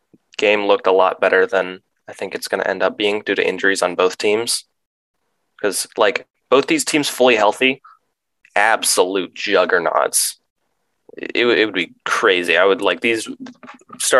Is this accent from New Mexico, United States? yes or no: no; Maryland, United States; I'm from Maryland